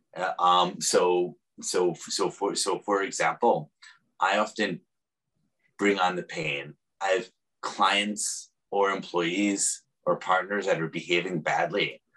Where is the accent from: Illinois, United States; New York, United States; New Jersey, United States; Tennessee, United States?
New York, United States; now in San Francisco, United States; I'm also a New Yorker.